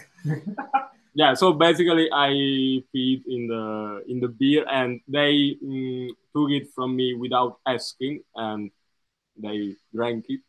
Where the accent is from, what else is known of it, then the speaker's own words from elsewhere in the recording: Torre Annunziata, Campania, Italy; English is a second language; now in Bologna, Italy; my hometown, Torre Annunziata